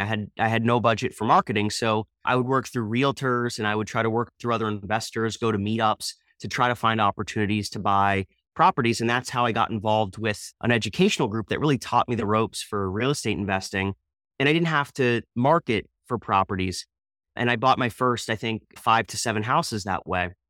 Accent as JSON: {"language": "English", "town": "Easton", "region": "Pennsylvania", "country": "United States", "tie": "born or raised there", "said": "I'm from the Easton, Pennsylvania area"}